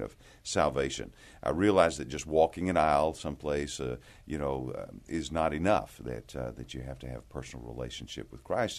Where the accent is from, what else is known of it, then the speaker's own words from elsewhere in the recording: Amarillo, Texas, United States; I, I grew up here in Texas, grew up in the Panhandle in Amarillo